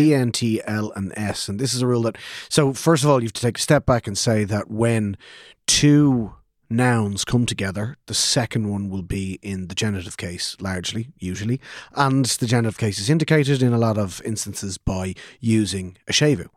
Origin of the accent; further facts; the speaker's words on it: Ireland; as Irish speakers growing up in Ireland, or even as English speakers growing up in Ireland